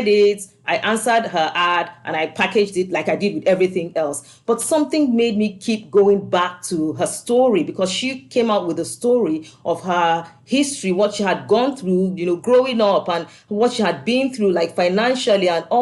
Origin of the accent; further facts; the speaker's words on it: Nigeria; moved away as an adult; also born or lived in Scotland; now in United States; I grew up in Nigeria before I moved to Scotland